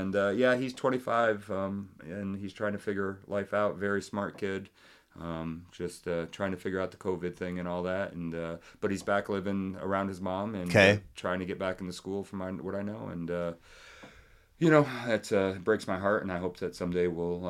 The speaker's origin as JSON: {"language": "English", "town": "Springfield", "region": "Massachusetts", "country": "United States", "tie": "born there", "said": "Right, but because I was born in Springfield, Mass, while my father was down there, he caught the Red Sox bug"}